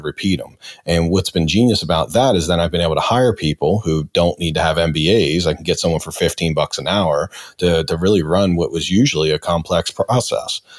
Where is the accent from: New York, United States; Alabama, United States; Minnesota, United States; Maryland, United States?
Maryland, United States; Baltimore; I'm from Brooklyn, Baltimore